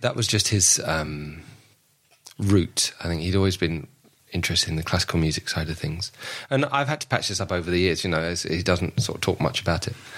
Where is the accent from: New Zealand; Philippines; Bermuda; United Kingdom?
United Kingdom; London; I was born and raised in Southwest London